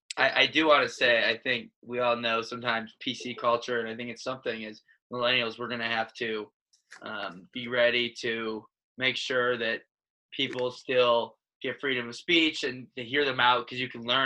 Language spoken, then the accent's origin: English; Detroit, Michigan, United States; Growing up in Detroit